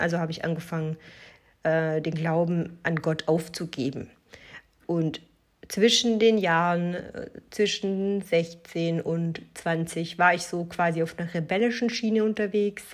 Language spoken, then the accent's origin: German; Germany; ich bin äh, in Deutschland geboren, mein Vater ist Italiener, äh, in Italien geboren, ich bin in Deutschland aufgewachsen